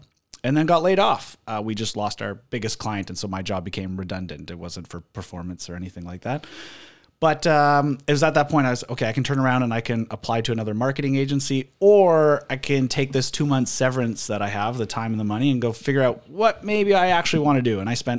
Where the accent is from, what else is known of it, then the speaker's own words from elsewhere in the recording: Vancouver, British Columbia, Canada; Born and raised in Vancouver. Still live here. Love it. Live 6 blocks away from my sister and a 5-minute drive from my parents. I really haven't gone far.